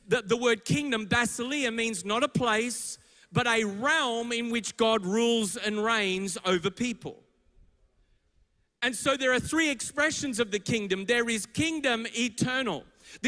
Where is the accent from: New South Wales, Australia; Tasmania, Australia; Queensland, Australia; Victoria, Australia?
Victoria, Australia; Melbourne; I'm from Melbourne. My church is in Richmond and beyond